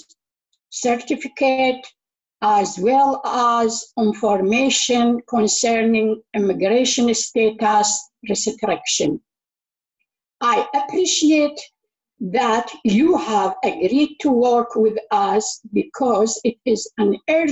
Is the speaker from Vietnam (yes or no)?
no; Baghdad, Baghdad Governorate, Iraq; English is a second language; moved away as an adult; now in London, United Kingdom; I'm from Iraq, Baghdad. I have been in London for 10 years now.